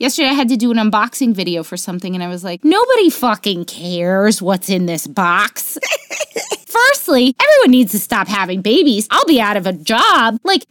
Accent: Florida, United States; I'm originally from Florida. I swear to God, I want all traces of being from Florida removed from my like personal identity.

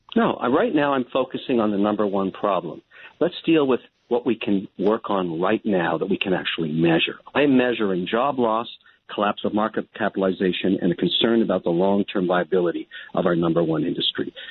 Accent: Canada; I'm a Canadian

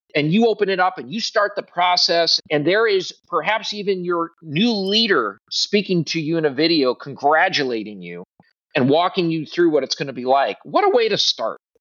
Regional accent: Midwest, United States; also born or lived in Southeast US; now in Southeast, United States; I'm a Midwesterner originally

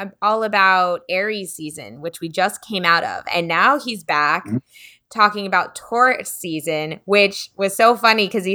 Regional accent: Florida, United States; I was born in Florida, Broward County Hospital.

